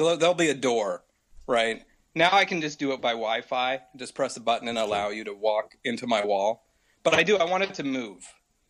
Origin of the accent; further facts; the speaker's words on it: United States; I'm from America. I'm in San Diego.